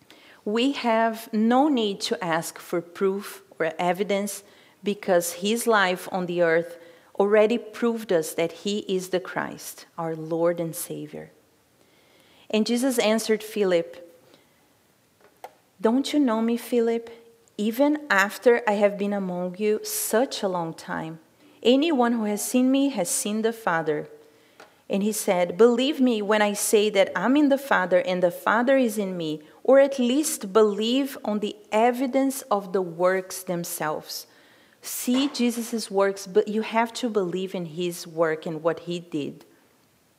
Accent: Brazil; moved away; I'm from Brazil

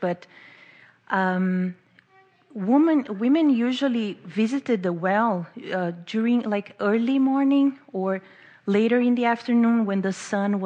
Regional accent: Brazil; English is a second language; moved away as an adult; now in Baltimore, United States; I'm from Brazil, so don't mind the accent or the grammar mistakes. I've been living in Baltimore for 3 years now

